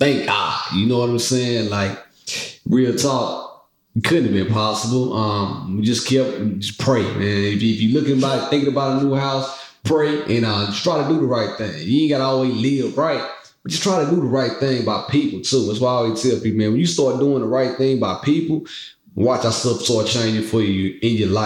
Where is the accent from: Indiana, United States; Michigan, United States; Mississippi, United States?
Mississippi, United States; moved away; I'm from Mississippi. I've been in the country my whole life